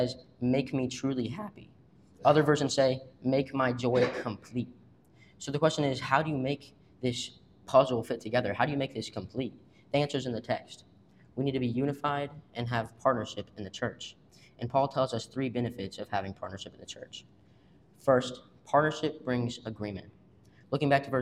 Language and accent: English; Washington, Missouri, United States; I'm from Washington, Missouri.